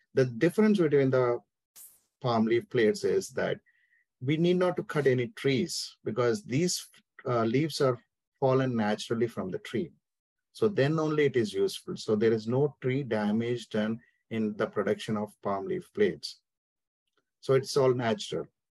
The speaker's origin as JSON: {"language": "English", "country": "India", "tie": "born or raised there", "moved": "as an adult", "lives_now": "Atlanta, United States", "said": "I'm born and brought up in India, so it's been my 14 years I'm living in US"}